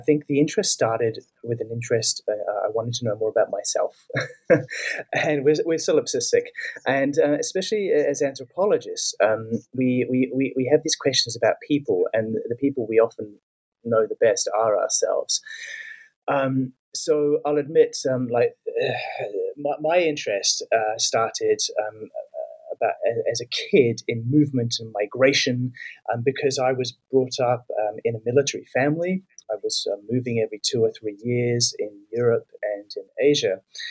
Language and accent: English; New Zealand; moved away; I'm from New Zealand.